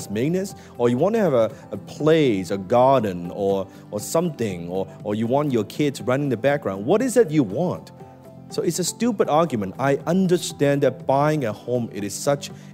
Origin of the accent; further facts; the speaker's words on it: Hong Kong; I was born in Hong Kong